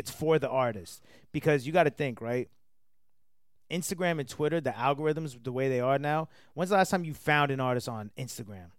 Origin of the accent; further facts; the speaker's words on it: Atlanta, Georgia, United States; also born or lived in New Jersey; I was raised in Atlanta. I was born in New Jersey.